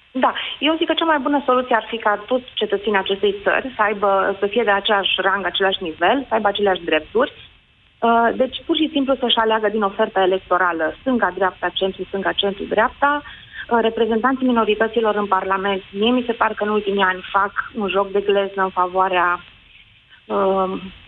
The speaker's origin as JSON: {"language": "Romanian", "town": "Oradea", "region": "Bihor County", "country": "Romania", "said": "sunt din Oradea"}